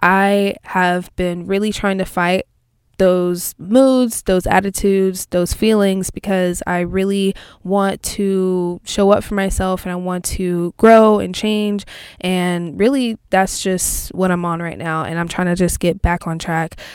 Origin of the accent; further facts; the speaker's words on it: Texas, United States; I'm from Texas